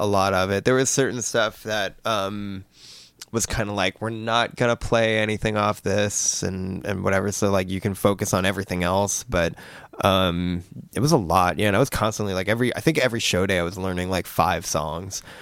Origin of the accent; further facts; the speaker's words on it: New Jersey, United States; moved away as an adult; I grew up in New Jersey my whole, my whole life. I'd lived there my whole life